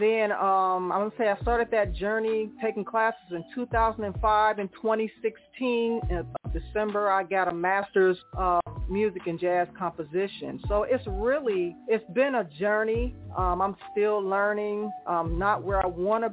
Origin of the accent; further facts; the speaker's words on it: Cleveland, Ohio, United States; also born or lived in Raleigh-Durham, North Carolina; now in Raleigh, United States; I'm originally from Cleveland, Ohio.